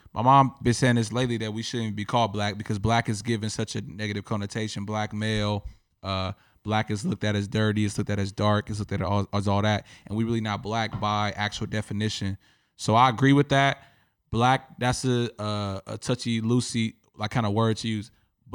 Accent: Mexico; English is a second language; Am I supposed to say I'm Mexican? Because I was born and raised in Mexico and I speak Spanish?

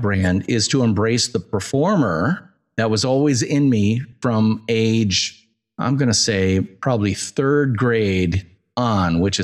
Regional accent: United States; I'm American

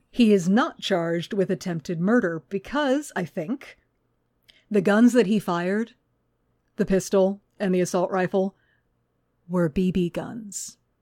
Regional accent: Houston, Texas, United States; when I was growing up in Houston

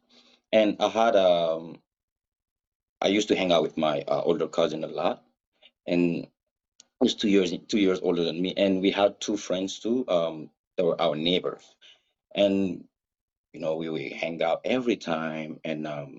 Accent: Burkina Faso; first language Mooré; English is a second language; moved away; My father is a very well-known reggae artist back in my country, Burkina Faso

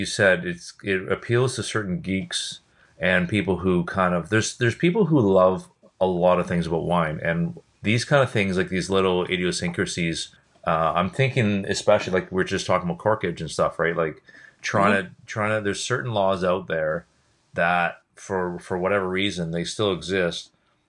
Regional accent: Vancouver, British Columbia, Canada

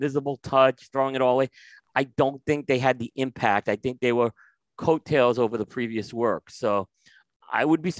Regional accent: New York, United States; moved away; I grew up in New York

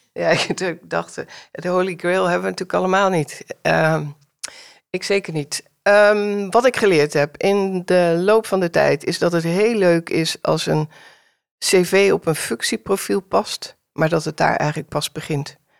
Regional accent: Amsterdam, North Holland, Netherlands; Ik ben eh, geboren in Amsterdam-Noord, in de tijd dat het nog niet zo hot en happening was als nu

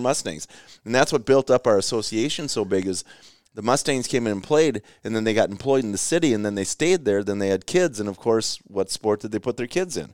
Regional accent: Rochester, Minnesota, United States; I grew up in Rochester

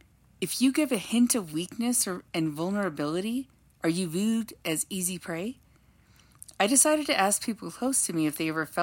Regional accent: Los Angeles, California, United States; We grew up in Los Angeles, California in the 80s and the 90s

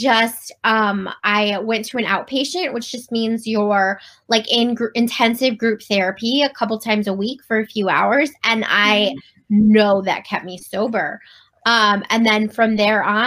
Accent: Cleveland, Ohio, United States; moved away as an adult; now in Virginia, United States; I moved from Virginia back to my hometown of Cleveland

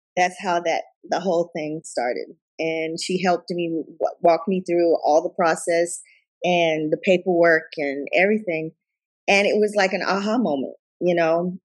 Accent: Tuscaloosa, Alabama, United States; also born or lived in Katy and Richmond area, Texas; now in Katy, United States; my home home state of Alabama and my hometown there in Tuscaloosa

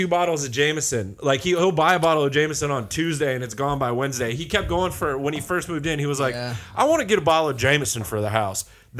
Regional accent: Oakland, California, United States; I grew up around Oakland as a fat white kid

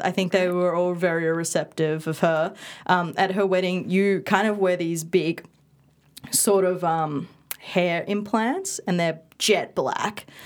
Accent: Perth, Western Australia, Australia; first language Indonesian and Balinese; English is a second language; also born or lived in Indonesia / Bali; after we came back to Perth to live

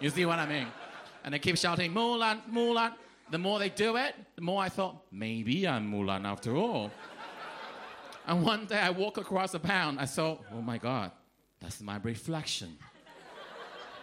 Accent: Taiwan; moved away; I'm from a small island of Taiwan.

